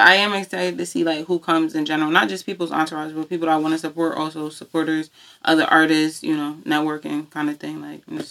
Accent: Norwalk, United States; born or raised there

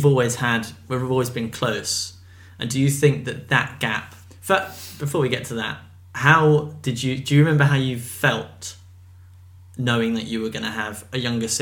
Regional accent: England, United Kingdom; also born or lived in Hong Kong / Indonesia / Spain; We grew up abroad. We grew up in Hong Kong and Indonesia and Spain over the span of about 10 years. And then we moved back to England sort of separately.

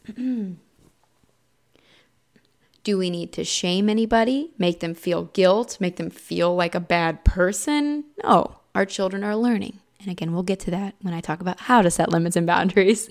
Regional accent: Midwest, United States; I'm also from the Midwest

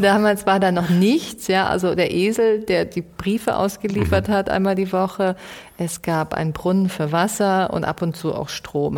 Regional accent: Munich, Bavaria, Germany; ich bin einfach in München aufgewachsen

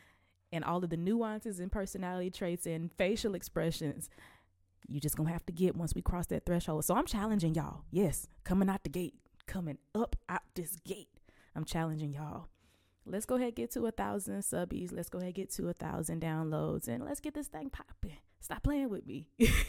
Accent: Selma, Alabama, United States; But I'm from Selma, Alabama, and I am 27 years old

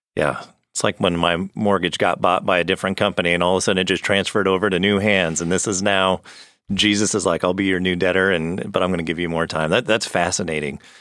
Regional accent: Arizona, United States; I grew up in Arizona

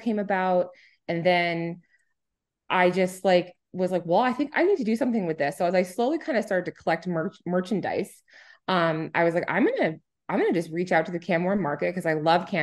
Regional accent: New Hampshire, United States; now in Edmonton, Canada; I'm originally from New Hampshire, and there's 17.3 miles of coastline, and I lived on it. My dad was a fisherman, a commercial fisherman

